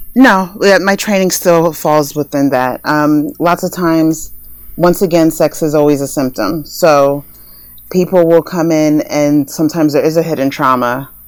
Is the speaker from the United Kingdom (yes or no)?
no; New Jersey, United States; now in Los Angeles, United States; I'm originally from New Jersey